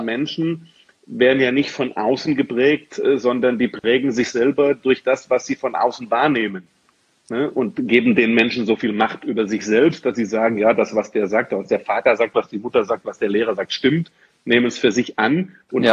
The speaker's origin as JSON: {"language": "German", "region": "Swabia", "country": "Germany", "tie": "born or raised there", "moved": "yes", "lives_now": "Dortmund, Germany", "said": "ich bin gebürtiger Schwabe"}